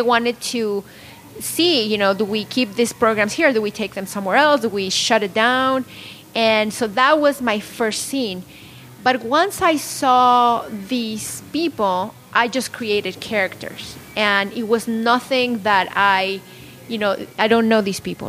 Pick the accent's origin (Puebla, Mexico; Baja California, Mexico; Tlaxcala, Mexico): Puebla, Mexico; moved away as an adult; now in Salinas, United States; I'm not from Salinas. I grew up in Mexico, born and raised in Puebla